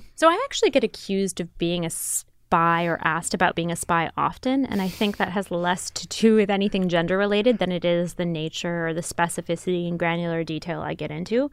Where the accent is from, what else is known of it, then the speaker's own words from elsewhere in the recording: Grand Rapids, Michigan, United States; moved away as an adult; also born or lived in Pakistan; I grew up in Grand Rapids, Michigan.